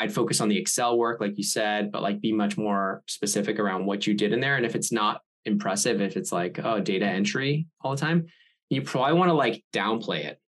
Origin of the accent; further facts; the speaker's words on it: Andover, Massachusetts, United States; Yeah, I'm from Andover. Do you know Andover?